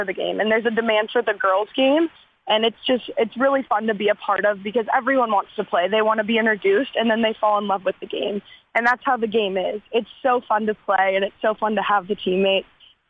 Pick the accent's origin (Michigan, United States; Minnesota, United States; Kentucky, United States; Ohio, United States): Minnesota, United States; moved away as an adult; also born or lived in Wisconsin; now in Nashville, United States; Yeah, I grew up in Minnesota